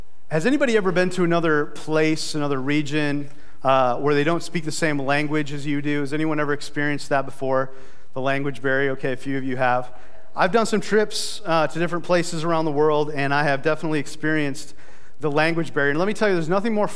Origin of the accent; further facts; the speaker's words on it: South Dakota, United States; I'm from South Dakota and in the United States of America